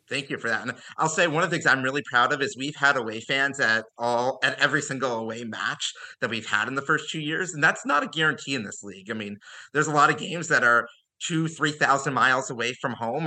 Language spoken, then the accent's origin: English; Ohio, United States; moved away; I grew up in Ohio